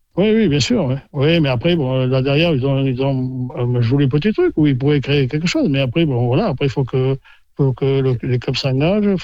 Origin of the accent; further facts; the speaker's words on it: Blasimon, Nouvelle-Aquitaine, France; also born or lived in Landes; Je suis blasimouné de, de souche.